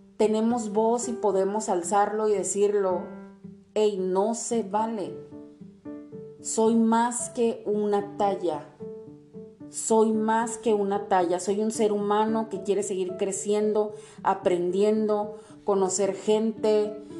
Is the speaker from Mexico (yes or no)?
yes; Tijuana, Baja California, Mexico; also born or lived in Mexico City; nací en la Ciudad de México, pero toda la vida he vivido aquí en, Tijuana